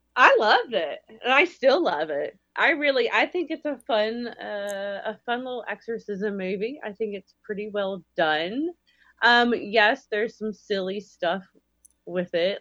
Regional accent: Alabama, United States; now in Las Vegas, United States; we're from Alabama

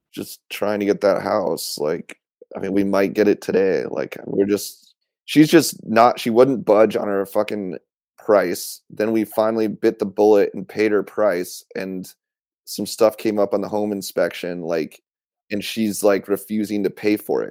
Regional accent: Issaquah, Washington, United States; also born or lived in Portland, Oregon / Camas, Washington; I grew up in Issaquah, Washington

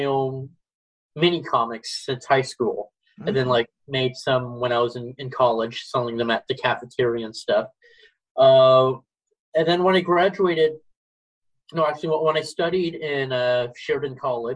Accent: Brampton and Mississauga, outside Toronto, Ontario, Canada; I grew up in the suburbs of Brampton and Mississauga, which are neighboring outside of Toronto

